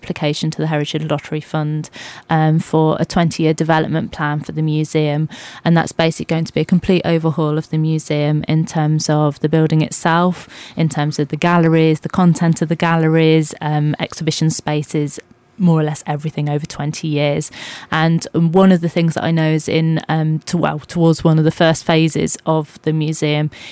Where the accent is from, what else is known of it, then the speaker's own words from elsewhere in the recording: Dunstable, East of England, United Kingdom; moved away as an adult; also born or lived in Reading / Birmingham; now in West Midlands, United Kingdom; I'm not a Midlander originally. I've been living in the area for about 2 years, but before that I came from Bedfordshire.